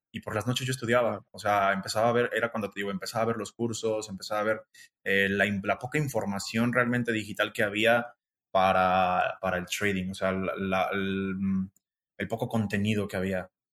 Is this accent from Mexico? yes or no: yes; Guanajuato, Mexico; moved away as an adult; now in Guadalajara, Mexico; yo soy de Guanajuato